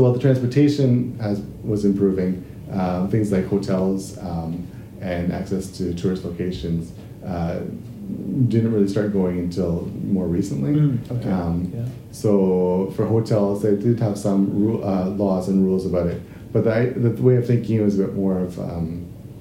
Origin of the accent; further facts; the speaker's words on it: Canada; now in Japan; when I grew up back in Canada